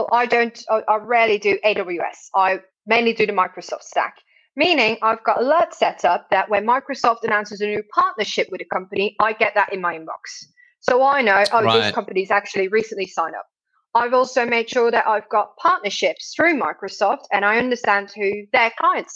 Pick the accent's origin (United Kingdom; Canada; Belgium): Belgium; I'm obviously from Belgium